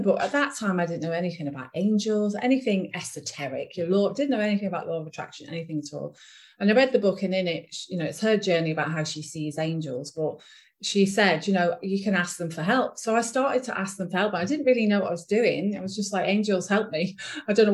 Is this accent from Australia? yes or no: no; Ormskirk, North West England, United Kingdom; I'm from England, a small town in the northwest of England called Ormskirk